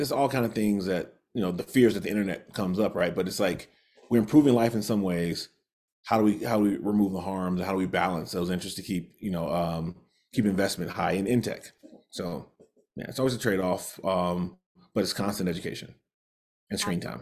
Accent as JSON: {"language": "English", "region": "the industrial Midwest", "country": "United States", "tie": "born or raised there", "moved": "as an adult", "lives_now": "Utah, United States", "said": "I grew up in the Midwest, part of the, sort of the industrial Midwest and the Rust Belt"}